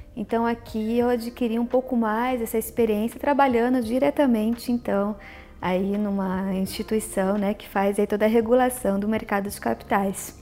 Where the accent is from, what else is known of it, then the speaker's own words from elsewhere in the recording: Maringá, Paraná, Brazil; moved away as an adult; now in São Paulo, Brazil; na época eu ainda estava em Maringá, que é a minha cidade natal, onde eu também estudei.